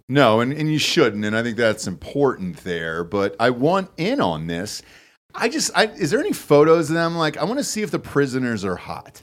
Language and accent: English; Georgia, United States; now in Austin, Texas, United States; originally Georgia